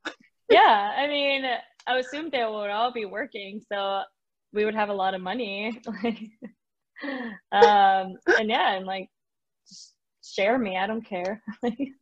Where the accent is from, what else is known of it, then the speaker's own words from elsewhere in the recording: Mexico; also born or lived in Wisconsin; now in Arizona, United States; I'm from Mexico